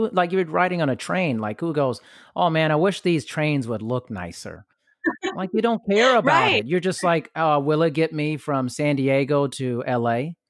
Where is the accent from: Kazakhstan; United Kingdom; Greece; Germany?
Germany; Like, I grew up partially in Europe and Germany